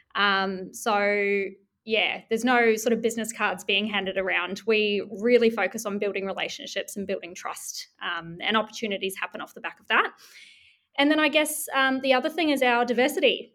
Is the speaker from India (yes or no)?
no; New Zealand; now in Melbourne, Australia; I'm from New Zealand